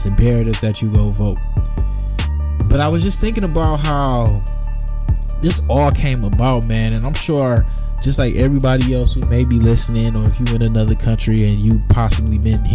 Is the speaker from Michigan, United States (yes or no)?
yes; Michigan, United States; I was so disappointed in my home state. I was so disappointed in Michigan